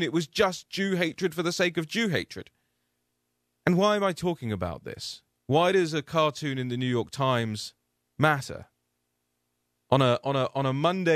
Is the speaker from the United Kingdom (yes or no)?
yes; United Kingdom; you'll probably notice I don't speak with an American accent. I'm from the United Kingdom